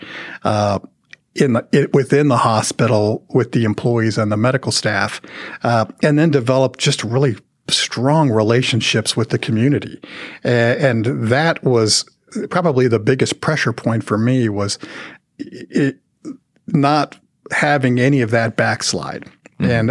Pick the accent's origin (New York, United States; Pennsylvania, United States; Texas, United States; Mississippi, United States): Texas, United States; Dallas–Fort Worth Metroplex; growing up in the Metroplex